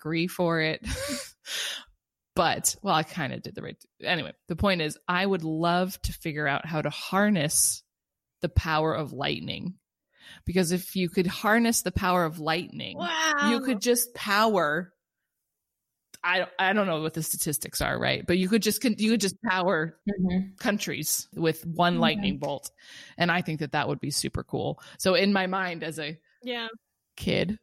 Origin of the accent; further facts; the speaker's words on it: Los Angeles, California, United States; moved away as an adult; I'm from Los Angeles. So I was there for 21 years